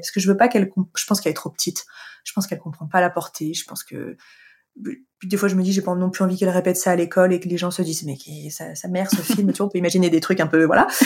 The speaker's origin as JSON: {"language": "French", "town": "Annecy", "region": "Auvergne-Rhône-Alpes", "country": "France", "tie": "born or raised there", "moved": "yes", "said": "je suis originaire d'Annecy euh, depuis depuis tout toute petite, c'est une ville euh, que, que j'adore, que j'ai quittée, de, vers laquelle je suis revenue plus tard"}